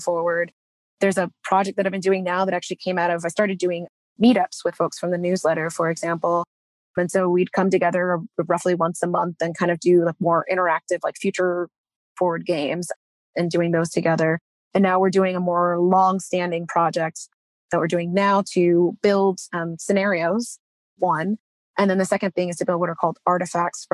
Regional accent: Texas, United States; moved away as an adult; I grew up in Texas, but didn't really feel like I was from there.

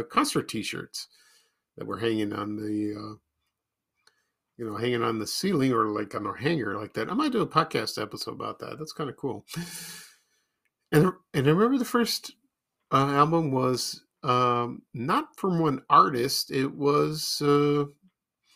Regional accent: Chicago, Illinois, United States; when I lived in the Ashburn neighborhood in 1974, when I moved there from Roseland

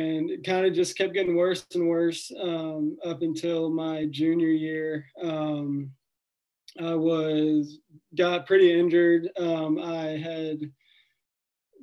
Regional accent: Nashville, Tennessee, United States; I grew up in Nashville, Tennessee

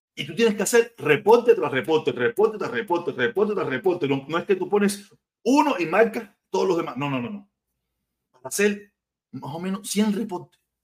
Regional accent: Cuba; yo me considero un tipo cubano, un cubanazo, un tipo que, tiene su forma de pensar, pero cubano ante todo

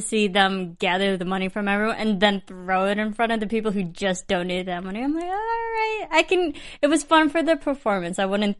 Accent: Midwest, United States; I mean, I'm from the Midwest

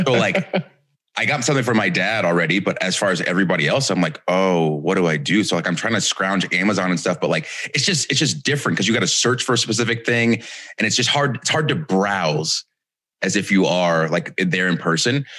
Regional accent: Marietta, Georgia, United States; I grew up in Marietta, Georgia

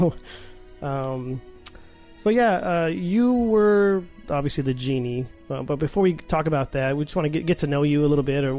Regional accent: Arizona, United States; we're from Arizona

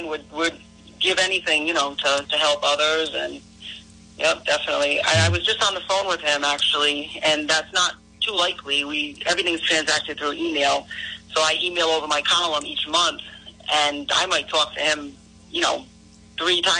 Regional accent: Cranston, Rhode Island, United States; We grew up together. So we grew up together in Cranston, in the Cranston area

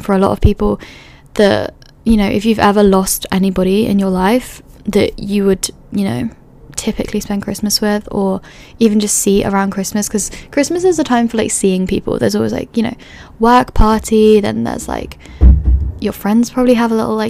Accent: London, United Kingdom; moved away as an adult; also born or lived in Edinburgh; growing up in London

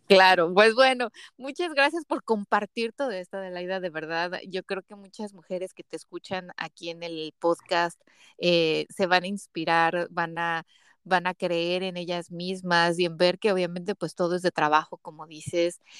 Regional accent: Mexico; soy de México

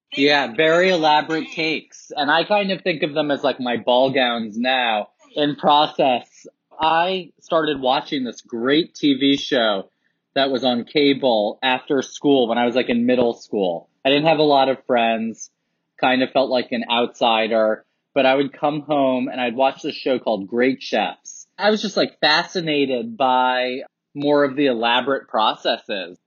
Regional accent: New York City, New York, United States; I grew up in Soho, New York, and I'm a real like downtown loft kid

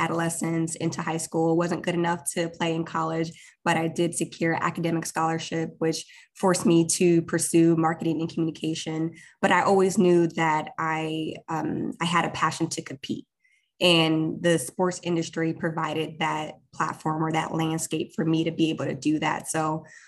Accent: Columbus, Ohio, United States; also born or lived in Ethiopia; I was born in Ethiopia, which is a country in East Africa, and I immigrated to the United States with my parents and siblings in the early 90s as a refugee. But I grew up in Columbus, Ohio in the Midwest

